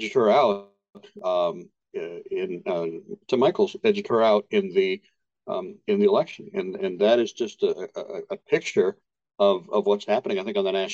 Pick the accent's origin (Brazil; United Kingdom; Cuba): Cuba; moved away; I am Hispanic, right? As you know. I'm from Cuba